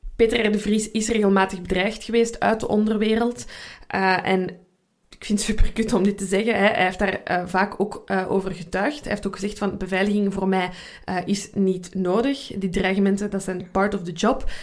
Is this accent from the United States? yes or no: no; Belgium